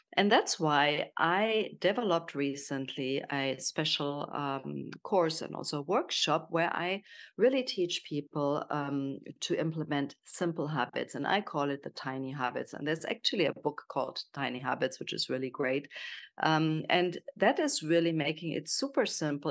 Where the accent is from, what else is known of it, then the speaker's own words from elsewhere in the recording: Germany; accent: German; English is a second language; moved away as an adult; also born or lived in Kenya / South Africa / Miami / Portugal; now in Italy; I'm from Germany, as you probably hear from my accent